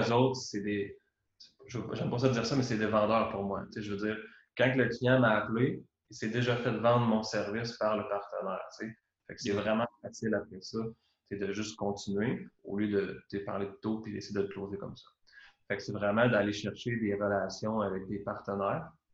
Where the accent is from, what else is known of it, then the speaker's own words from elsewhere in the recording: Trois-Rivières, Quebec, Canada; also born or lived in Valcartier; je viens de Trois-Rivières, j'ai vécu beaucoup à Québec